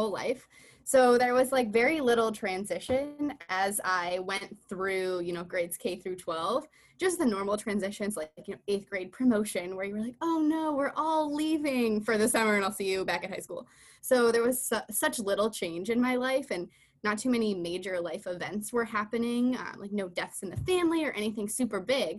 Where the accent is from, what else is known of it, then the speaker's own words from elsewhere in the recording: Farmington, Connecticut, United States; Yes, I'm from Farmington, Connecticut. I grew up there.